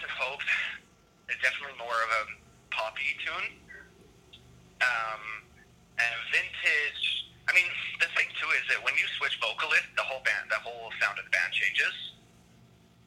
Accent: Toronto, Ontario, Canada; moved away; I'm from Toronto, Canada

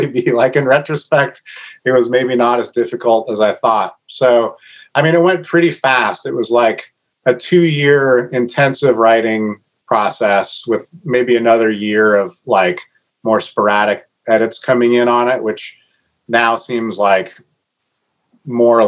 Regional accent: Northwest, Pacific Northwest, United States; I grew up here

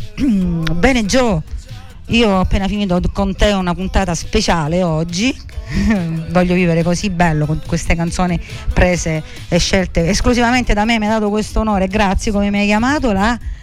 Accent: Sicily, Italy; il nostro dialetto siciliano.

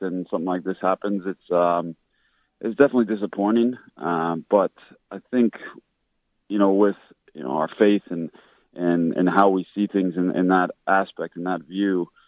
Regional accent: Regina, Saskatchewan, Canada; I was born in Regina, Saskatchewan, very uh, Catholic area of Saskatchewan

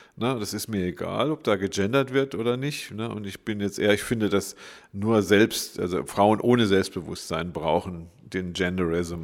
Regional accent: Freiburg, Baden-Württemberg, Germany; Ich bin Diplompsychologe, geboren in Freiburg.

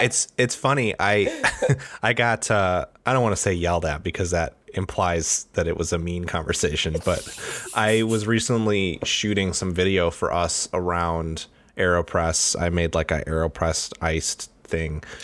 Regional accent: Detroit, Michigan, United States; moved away; I'm from Detroit originally

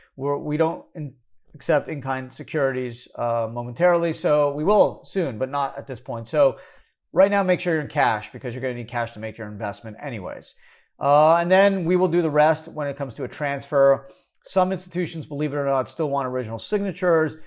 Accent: Montreal, Quebec, Canada; fellow Canadian. Uh, I'm from Montreal

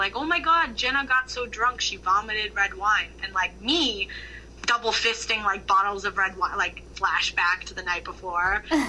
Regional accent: Midwest, United States; Obviously, I grew up in the Midwest.

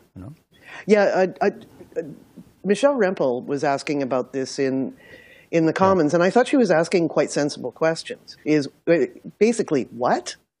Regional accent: Milton, Ontario, Canada; I'm from Milton

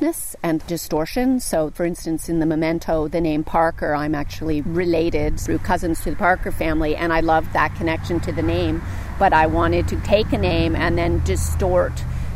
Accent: Wellsford, Nova Scotia, Canada; I grew up on the North Mountain, over on the Bay of Fundy and down in the Annapolis Valley, in a place called Turner's Brook, in a farming community called Wellsford

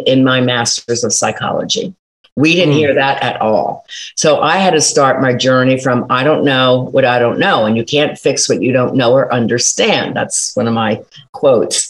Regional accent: Philadelphia, Pennsylvania, United States; now in South Jersey, United States; I'm from Philly, total Philly girl

